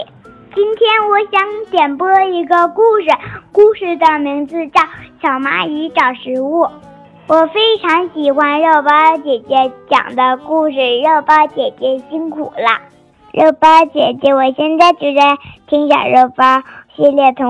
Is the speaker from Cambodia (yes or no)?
no; Anshan, Liaoning, China; 我来自辽宁省鞍山市，我今年六岁了。